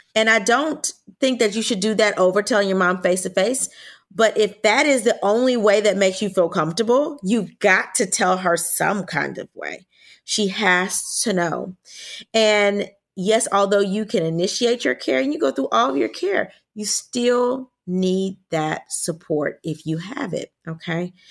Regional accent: Louisiana, United States; I'm from Louisiana

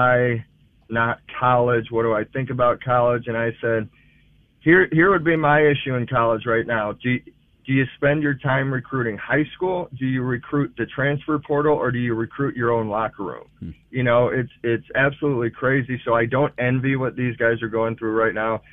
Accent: St. Louis, Missouri, United States; growing up in St. Louis, I went to St. Louis University High School

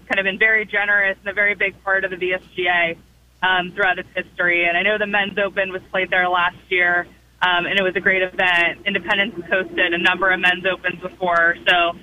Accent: Northern Virginia, United States; I've been from Northern Virginia my whole life

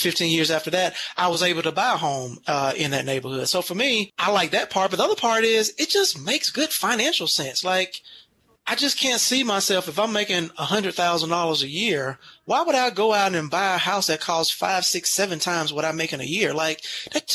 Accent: United States; I grew up on the West Side

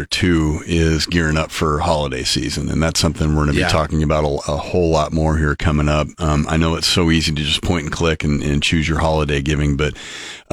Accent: Sidney, Nebraska, United States; Growing up in Sydney, Nebraska

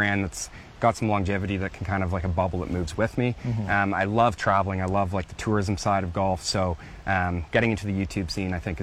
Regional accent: Canada; also born or lived in Queenstown, New Zealand; I was forced to move back to Canada

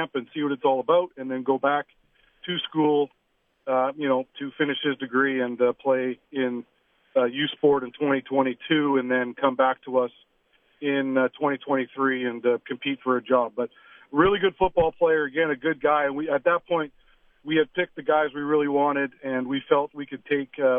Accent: Canada; I'm a Canadian kid

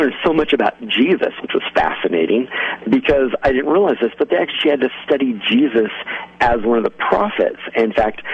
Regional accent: United States; also born or lived in Mexico; I was their first representation of an American

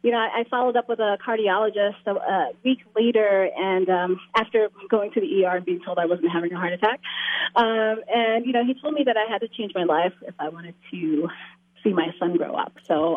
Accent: New York City, New York, United States; moved away as an adult; also born or lived in Maryland / New Jersey; now in Georgia, United States; I grew up in Brooklyn, New York, back in the mid-70s, early 80s, that kind of thing. And now I live in Georgia.

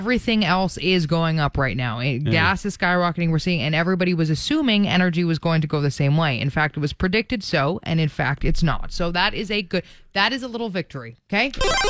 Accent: Toronto, Ontario, Canada; moved away as an adult; now in Canadian Prairies; growing up in Toronto

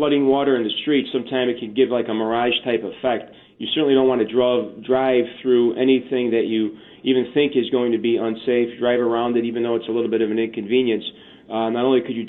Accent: Chicago, Illinois, United States; I grew up here in Chicago

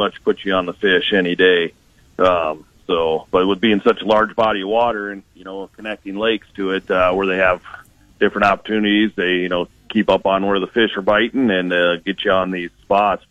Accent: Elk River, Minnesota, United States; So from the Elk River areas, which is just north of the city, Twin Cities there

